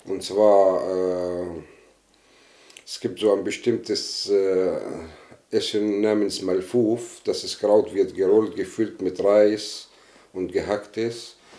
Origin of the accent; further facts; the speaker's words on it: Northern District, Israel; moved away; ich bin äh, katholischer Palästinenser aus Israel. Ich besitze also die israelische Staatsangehörigkeit. Meine Eltern leben in, äh, im Norden Galiläa